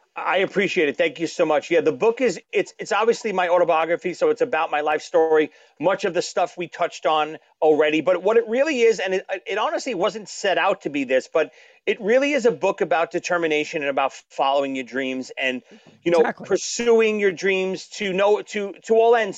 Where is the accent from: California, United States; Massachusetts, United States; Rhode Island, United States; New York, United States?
New York, United States; New York City; from Brooklyn